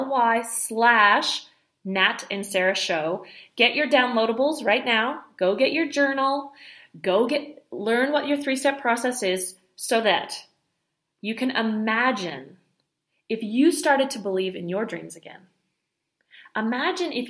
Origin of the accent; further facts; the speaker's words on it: Montreal, Quebec, Canada; I grew up in the French part of Canada in Montreal